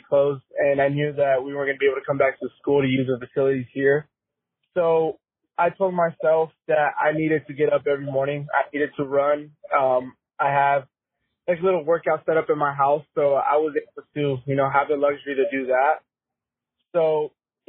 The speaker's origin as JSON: {"language": "English", "town": "Casa Grande", "region": "Arizona", "country": "United States", "tie": "born or raised there", "said": "Lived in Casa Grande my whole life"}